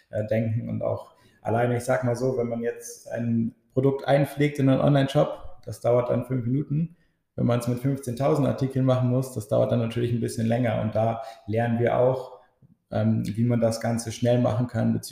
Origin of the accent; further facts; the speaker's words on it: Oldenburg, Lower Saxony, Germany; ich bin 23 Jahre alt, bin auch gebürtiger Oldenburger und wohne auch zurzeit in Oldenburg.